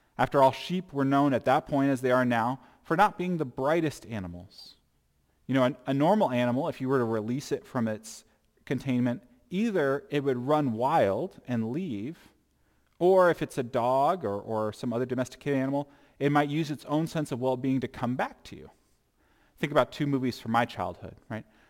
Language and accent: English; United States; I'm still an American once I become a Christian